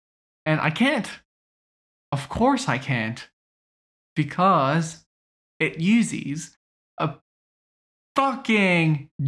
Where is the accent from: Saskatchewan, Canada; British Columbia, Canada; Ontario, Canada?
British Columbia, Canada; I'm Canadian, guys. Look at me.